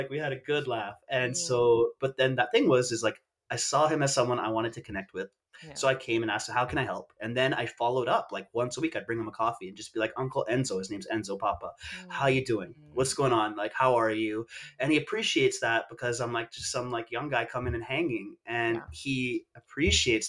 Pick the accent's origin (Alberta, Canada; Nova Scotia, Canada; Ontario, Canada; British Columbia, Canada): British Columbia, Canada; Vancouver; also born or lived in Bali; I grew up not far from here, but I'm not from this exact neighborhood. I'm from East